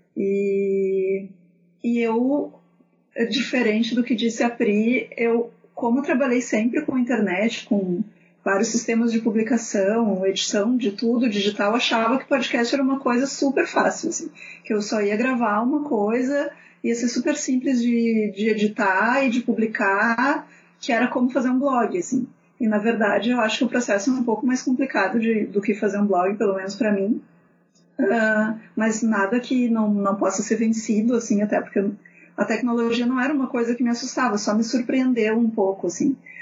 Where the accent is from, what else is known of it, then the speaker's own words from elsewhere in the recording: Porto Alegre, Rio Grande do Sul, Brazil; eu sou de Porto Alegre, não sei se vocês vão reparar isso pelo meu sotaque